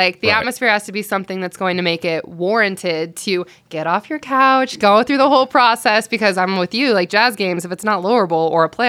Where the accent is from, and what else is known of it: Morgan, Utah, United States; born or raised there